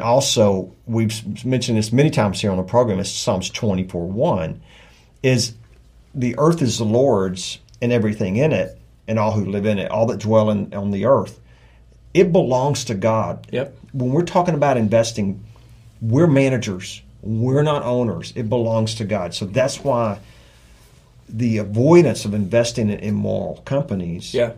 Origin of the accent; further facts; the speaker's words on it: South Texas, United States; I'm from South Texas, six generations